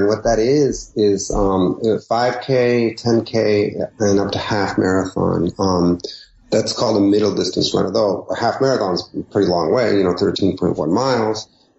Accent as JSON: {"language": "English", "town": "San Diego", "region": "California", "country": "United States", "tie": "born or raised there", "also_born_or_lived": "Mexico / Santa Fe, New Mexico / San Francisco / Brooklyn, New York City", "first_language": "Spanish", "second_language": "English", "moved": "as an adult", "lives_now": "New Orleans, United States", "said": "I was born in San Diego, California. I grew up there, and I had a borderland kind of upraising."}